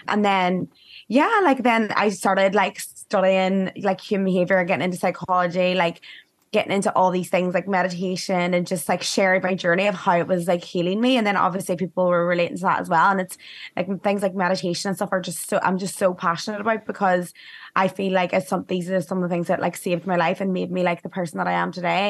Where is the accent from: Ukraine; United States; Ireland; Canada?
Ireland; moved away